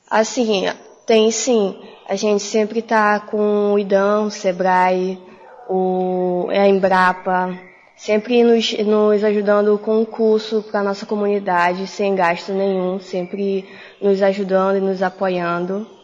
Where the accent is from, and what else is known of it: Itacoatiara, Amazonas, Brazil